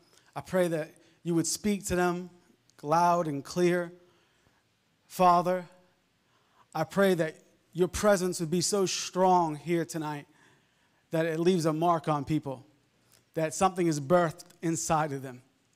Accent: Long Island, New York, United States; I grew up in Long Island, and we would go fishing a lot

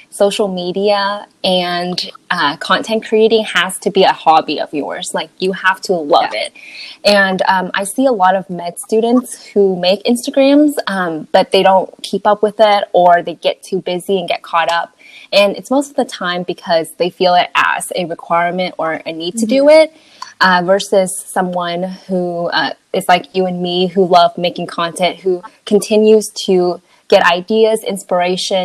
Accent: Texas, United States; I grew up here

